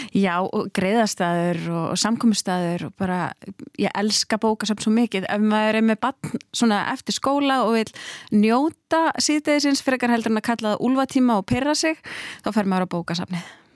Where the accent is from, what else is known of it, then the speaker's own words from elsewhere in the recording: Hafnarfjörður, Capital Region, Iceland; heimabæin minn Hafnafjörð